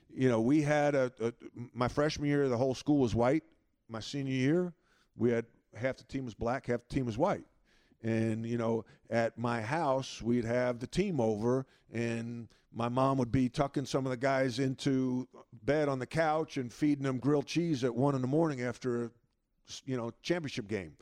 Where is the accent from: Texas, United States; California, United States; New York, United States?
New York, United States; Long Island; grow up where I grew up on Long Island with great parents